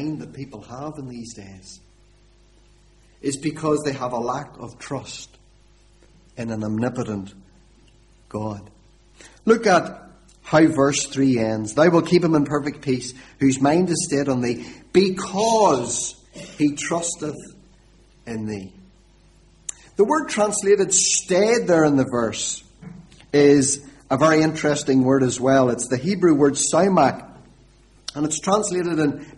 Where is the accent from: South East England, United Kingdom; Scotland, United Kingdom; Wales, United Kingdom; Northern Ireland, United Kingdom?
Northern Ireland, United Kingdom; Warrenpoint; now in Lurgan, United Kingdom; I'm not a Lurgan man originally. I'm originally from Warren Point, which is away down on the southeast coast